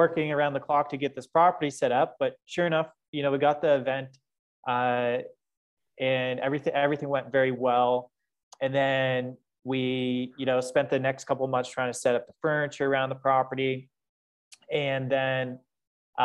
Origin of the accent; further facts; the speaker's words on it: London, Ontario, Canada; moved away as an adult; also born or lived in Costa Rica; I'm originally from London, Ontario. So shout out to my friends back home in London.